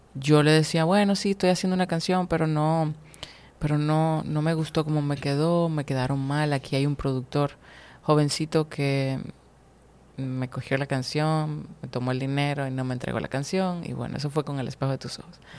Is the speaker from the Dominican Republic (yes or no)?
yes; Dominican Republic; aquí en mi país